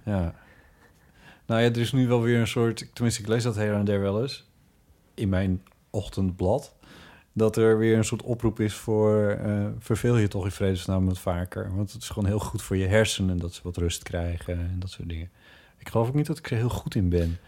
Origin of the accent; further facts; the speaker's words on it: Friesland, Netherlands; moved away as an adult; also born or lived in Groningen; now in Amsterdam, Netherlands; toen ik in Friesland woonde en jong was